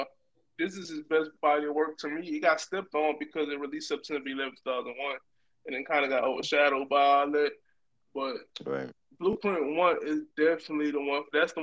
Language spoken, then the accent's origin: English; the South, United States; I'm growing up in the South, y'all.